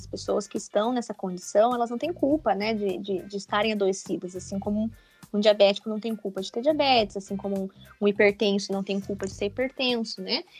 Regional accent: interior of Paraná, Brazil; moved away as an adult; also born or lived in Curitiba, Brazil; now in São Bento do Sul, Brazil; Eu sou do interior do Paraná. Eu sou paranaense, pé vermelho.

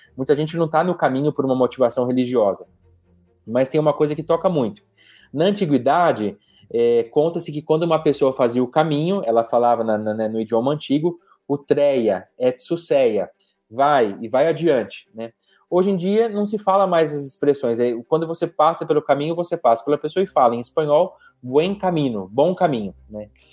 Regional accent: Brazil; como brasileiros

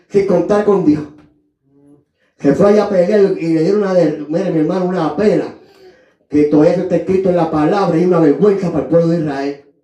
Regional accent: Puerto Rico; moved away; Ahí en Buffalo, New York, yo tuve que, aleluya, como llegué de Puerto Rico, aleluya, y cogí ayuda de gobierno

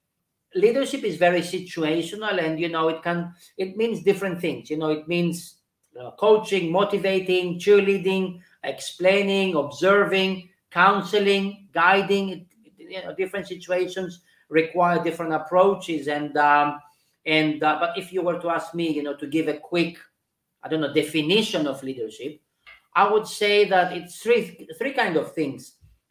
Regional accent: Switzerland; moved away; I think I understood what leadership is when I was in the UK because I came from Switzerland.

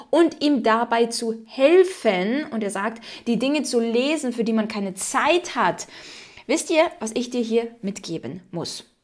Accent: Ukraine; ich meine, okay, ich bin in der Ukraine aufgewachsen, da war das nochmal dann ein bisschen anders.

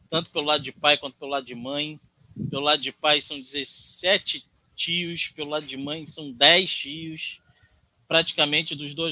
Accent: Brasília, Federal District, Brazil; born there; also born or lived in Rondônia; Eu nasci em Brasília. Todo mundo fala, pô, …, carioca, coisa e tal, mas eu nasci em Brasília, saí de lá muito pequeno, fui para Rondônia

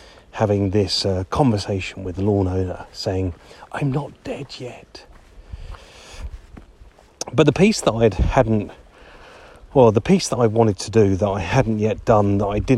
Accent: Harrogate, Yorkshire and the Humber, United Kingdom; my hometown of Harrogate

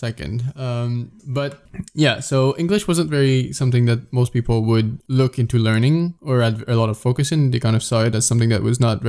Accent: Sherbrooke, Quebec, Canada; Well, not because my hometown's not a small village, like in any sense of the word. It's pretty big.

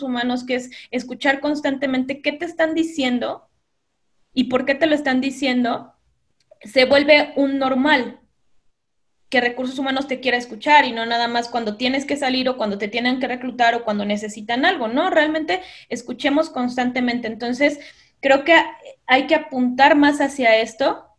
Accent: Veracruz, Mexico; moved away as an adult; also born or lived in Costa Rica / Mexico City; yo soy de Veracruz, por eso me encanta el café, eh, amo el café, soy de Veracruz. En Veracruz estudié publicidad

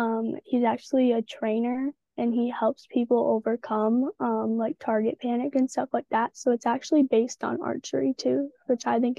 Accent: Michigan, United States; I'm from Michigan

